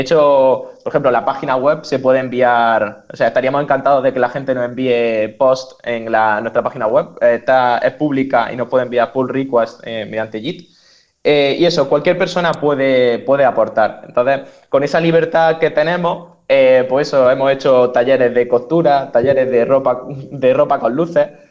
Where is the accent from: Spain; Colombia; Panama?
Spain; Almería, Andalusia; moved away; yo soy de Almería y vengo del hacklab Almería